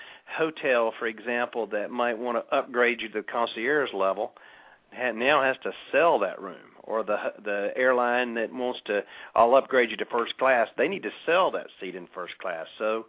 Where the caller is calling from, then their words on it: Lake Oconee, Georgia, United States; Well, actually, I'm calling in from Lake Oconee, which is about 90 minutes southeast of Atlanta.